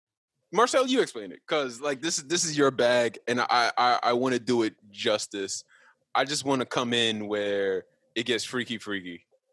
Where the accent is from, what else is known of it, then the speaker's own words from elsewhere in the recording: Forest Hills, New York, United States; Yeah, I'm from Forest Hills.